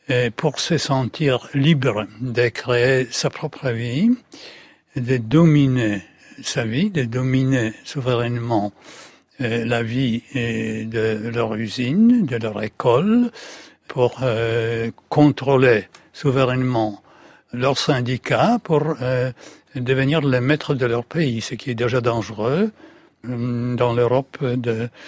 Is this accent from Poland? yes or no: yes; Poland; French is a second language; En tant que Polonais, on doit être raisonnable pour ne pas exposer le peuple polonais